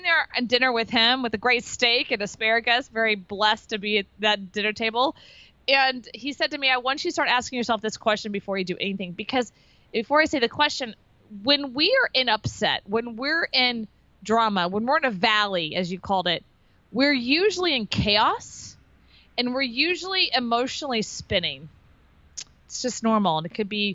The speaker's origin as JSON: {"language": "English", "region": "Texas", "country": "United States", "also_born_or_lived": "Florida", "moved": "yes", "lives_now": "Austin, United States", "said": "I'm from Texas."}